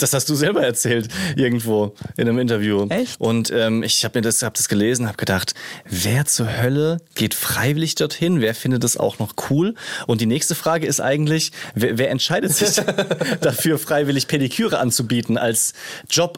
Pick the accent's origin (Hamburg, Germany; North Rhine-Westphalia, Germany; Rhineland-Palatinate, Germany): Rhineland-Palatinate, Germany; ich komme aus der Pfalz